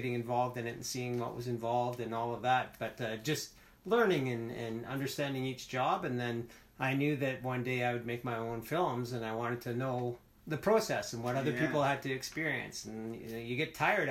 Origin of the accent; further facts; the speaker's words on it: Alberta, Canada; moved away; also born or lived in British Columbia; I was born and raised, I was born in Alberta. And, okay. But I lived in BC for a long time